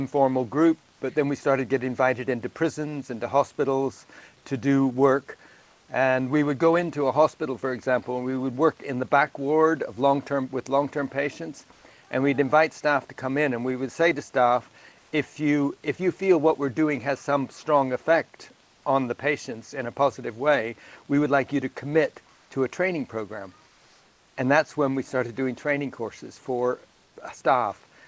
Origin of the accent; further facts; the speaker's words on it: California, United States; moved away as an adult; also born or lived in southern Illinois; I was born in Illinois, in Abraham Lincoln country, southern Illinois. And I grew up in California. I left there when I was about 1.5 or 2 and grew up in California. I left California in 1964